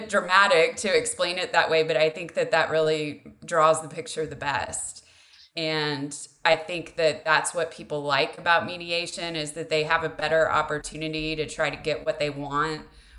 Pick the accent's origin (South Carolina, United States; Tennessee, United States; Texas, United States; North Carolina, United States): Texas, United States; relocating back to Texas, which is my home state